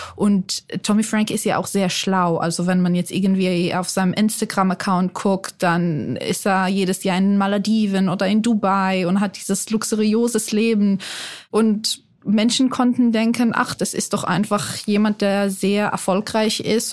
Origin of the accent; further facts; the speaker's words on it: Israel; accent: Israeli; moved away as an adult; also born or lived in Mannheim, Germany; now in Germany; Ich bin in Mannheim geboren, aber in Israel aufgewachsen, weil mein Vater Israeli ist